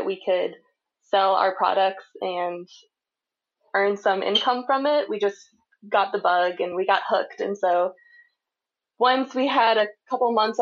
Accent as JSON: {"language": "English", "town": "Charlottesville", "region": "Virginia", "country": "United States", "tie": "born or raised there", "lives_now": "Bedford County, United States", "said": "I grew up in Charlottesville, Virginia, but now we live in Bedford County"}